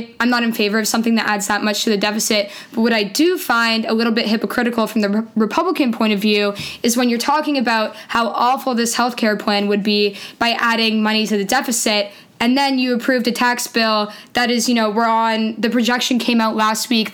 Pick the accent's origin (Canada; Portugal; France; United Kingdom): Canada; moved away as an adult; now in United States; I'm Canadian originally